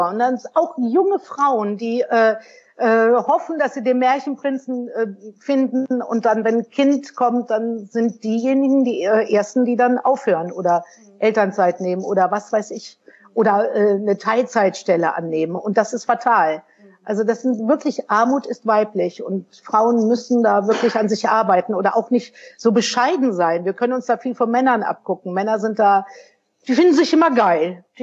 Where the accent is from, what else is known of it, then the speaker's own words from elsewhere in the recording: North Rhine-Westphalia, Germany; ich bin ja in den 60er Jahren groß geworden im Sauerland. Auch klassische Familie, Mutter zu Hause, Vater hat gearbeitet.